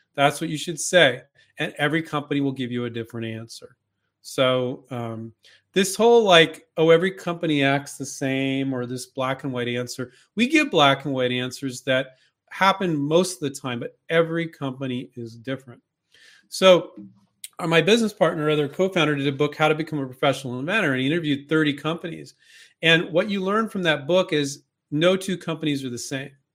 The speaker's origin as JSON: {"language": "English", "region": "California", "country": "United States", "tie": "born or raised there", "said": "I grew up in California"}